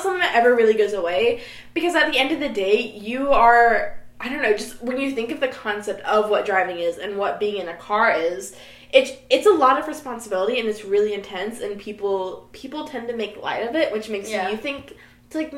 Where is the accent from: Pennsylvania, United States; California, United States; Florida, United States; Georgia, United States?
Georgia, United States; near Atlanta; moved away; my hometown is maybe, like, 30 minutes away from Atlanta.